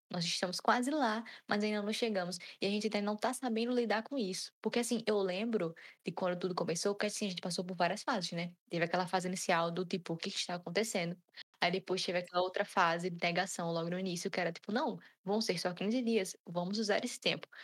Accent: Brazil; sendo brasileiro

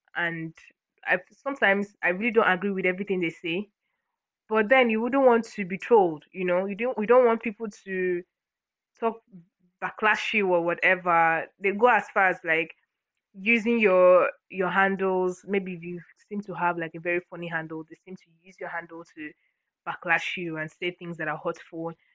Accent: Akwa Ibom, Nigeria; I'm from Akwa Ibom, Nigeria, Akwa Ibom State.

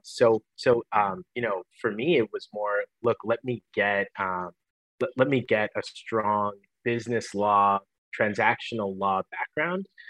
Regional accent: Michigan, United States; moved away as an adult; also born or lived in Los Angeles; born and raised in Michigan

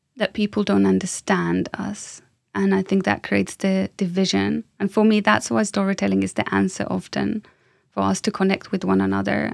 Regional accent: Finland; moved away as an adult; now in London, United Kingdom; I'm from Finland

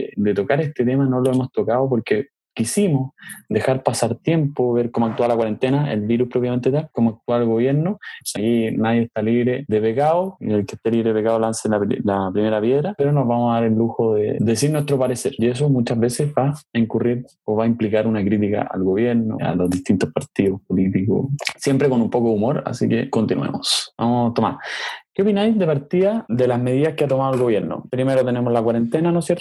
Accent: Chile; nosotros como chilenos

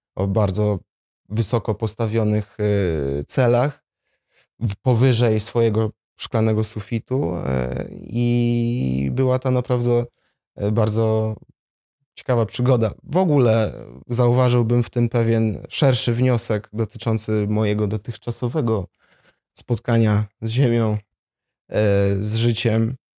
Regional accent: Warsaw, Masovian Voivodeship, Poland; also born or lived in Jabłonna; Urodziłem się w Warszawie, stąd pochodzę.

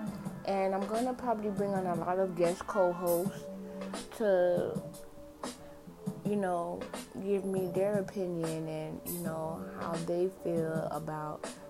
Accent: Miami, Florida, United States; I'm born and raised in Miami, Florida.

